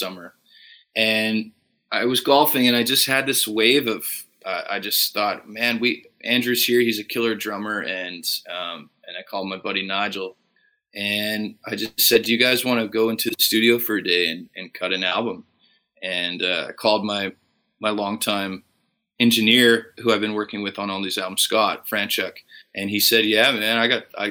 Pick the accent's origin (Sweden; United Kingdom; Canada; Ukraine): Canada; Fort Saskatchewan, Alberta; Growing up in Fort Saskatchewan, it was a pretty small town